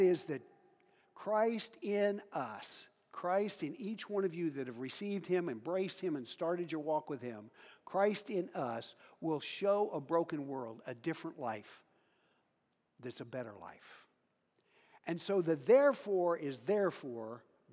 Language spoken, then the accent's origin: English; Western Kansas, United States; I'm from Western Kansas. Talked to farmers today. I'm a farm kid, not a rancher.